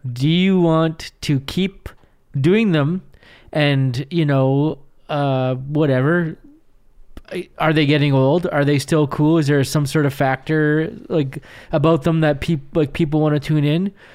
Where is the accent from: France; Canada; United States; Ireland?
Canada; near Winnipeg, Manitoba; all my growing up near Winnipeg